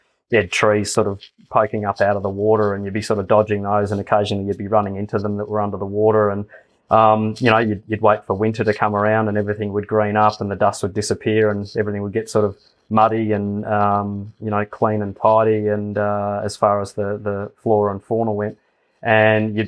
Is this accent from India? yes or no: no; Bendigo, Victoria, Australia; growing up in Bendigo